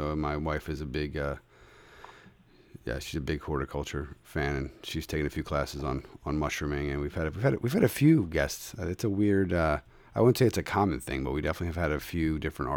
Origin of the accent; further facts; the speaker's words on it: Philadelphia, Pennsylvania, United States; now in Connecticut, United States; I'm from Philadelphia originally